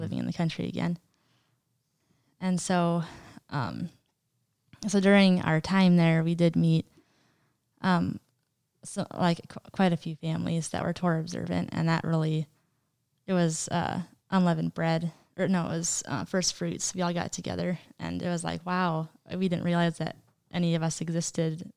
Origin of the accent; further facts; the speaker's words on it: Montana, United States; also born or lived in Wisconsin; I was born in Wisconsin originally. Um, lived there for five years of my life, and, um, so there, it was my next two siblings were born under me, um, Rachel and Isaac, and so I was five when we moved to Montana